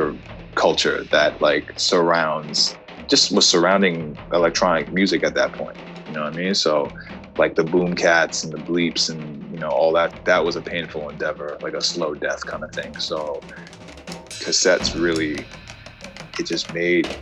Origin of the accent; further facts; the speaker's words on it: New York City, New York, United States; also born or lived in Jackson Heights, Queens; I'm from Manhattan originally, East Side